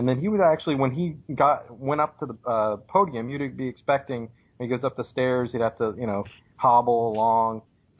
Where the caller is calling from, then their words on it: North Carolina, United States; North Carolina.